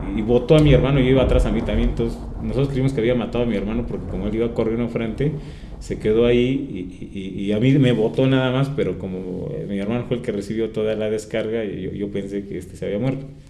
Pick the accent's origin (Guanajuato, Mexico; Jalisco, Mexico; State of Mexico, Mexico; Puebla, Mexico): State of Mexico, Mexico; Toluca; soy de San Pablo Autopan, Toluca, Estado de México